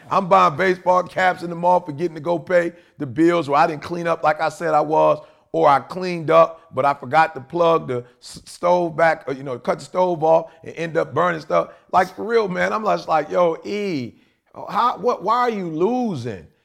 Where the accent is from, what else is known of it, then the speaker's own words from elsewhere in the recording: Chicago, Illinois, United States; moved away; also born or lived in Detroit; I'm originally from Chicago, not Detroit.